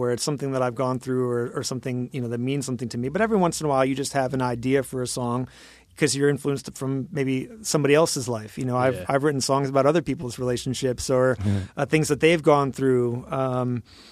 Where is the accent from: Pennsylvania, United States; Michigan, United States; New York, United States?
Michigan, United States; I grew up in Michigan, so I went to Michigan State